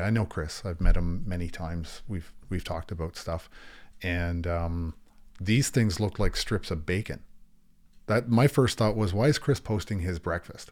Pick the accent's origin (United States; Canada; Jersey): Canada; Niagara Falls, Ontario; also born or lived in St. Catharines, Ontario; I was born and raised in, between Niagara Falls and, and Saint Catharines